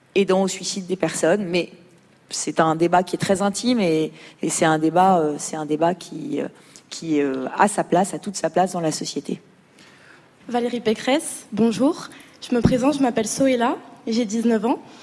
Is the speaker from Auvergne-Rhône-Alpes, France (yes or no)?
yes; Lyon, Auvergne-Rhône-Alpes, France; je viens de Lyon